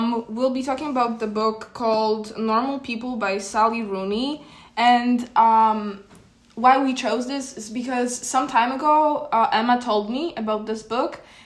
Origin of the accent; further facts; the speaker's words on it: Poland; now in Paris, France; I'm from Poland.